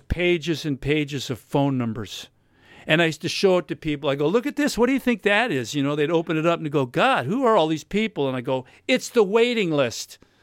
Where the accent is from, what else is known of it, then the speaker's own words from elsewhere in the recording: United States; now in Australia; I'm American